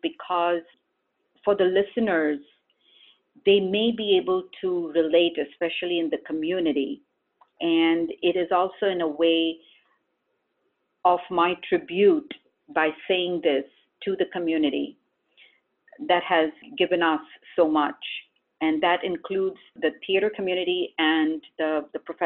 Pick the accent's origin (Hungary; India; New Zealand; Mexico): India; now in Syracuse, United States; we did this as a family growing up in India